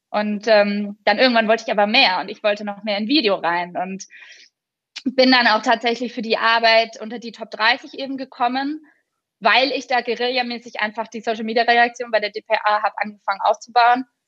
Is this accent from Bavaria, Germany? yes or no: yes; Franconia, Bavaria, Germany; bei uns in Franken